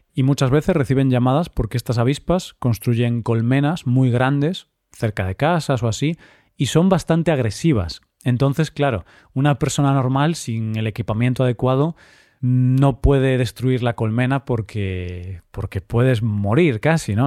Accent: Vigo, Galicia, Spain; de mi ciudad, de Vigo, de mi ciudad natal

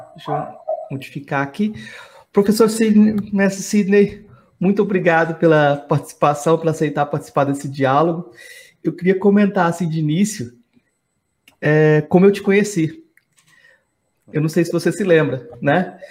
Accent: Jataí, Goiás, Brazil; now in Santo Amaro, Brazil; Eu que sou goiano, do Jataí

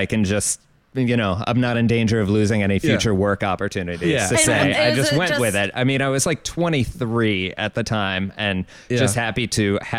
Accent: Ohio, United States; moved away as an adult; now in New York, United States; I grew up in Ohio.

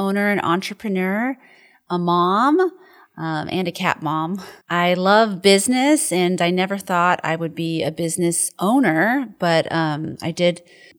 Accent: Olympia, Washington, United States; Yes, we're from Olympia, Washington, about an hour outside of Seattle. Grew up there.

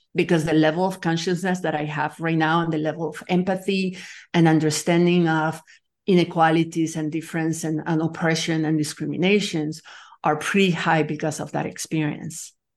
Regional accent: Nicaragua; moved away as an adult; also born or lived in France; I'm from Nicaragua. I'm actually that, have dual citizenship because I was born in France, but I grew up in Latin America

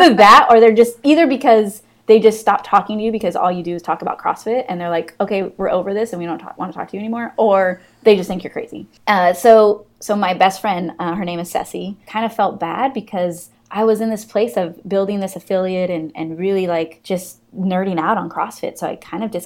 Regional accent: California, United States; moved away as an adult; also born or lived in Montclair, New Jersey; I'm from California

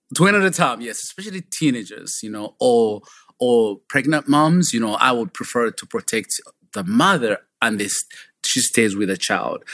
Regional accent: Kabale, Western Region, Uganda; moved away; I grew up in a small village called Kabale at the border of Uganda and Rwanda

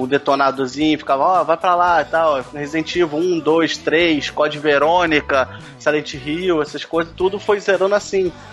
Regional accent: Rio de Janeiro, Brazil; sou do Rio de Janeiro, né? Carioca

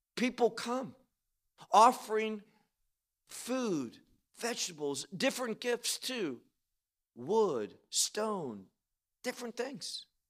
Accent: United States; now in Israel; we're Israeli citizens, obviously we grew up in America

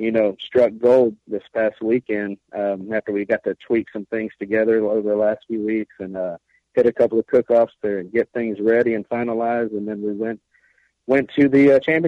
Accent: Sanger, Texas, United States; We're both from Sanger, Texas

